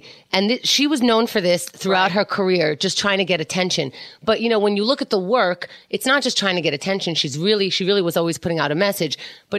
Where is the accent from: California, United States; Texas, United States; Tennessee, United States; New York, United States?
New York, United States; also born or lived in Tel Aviv, Israel / Holon, Israel / Ramat Gan, Israel; I grew up in New York.